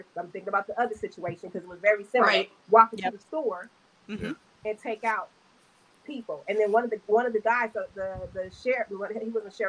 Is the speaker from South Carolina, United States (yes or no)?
no; California, United States; moved away; I'm born and raised in California.